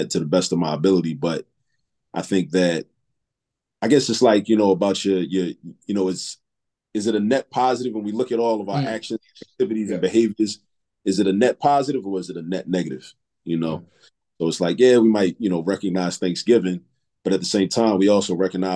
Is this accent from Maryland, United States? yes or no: yes; Baltimore, Maryland, United States; also born or lived in New York; now in Philadelphia, United States; moved to Baltimore. I grew up in Baltimore, spent my formative years in Baltimore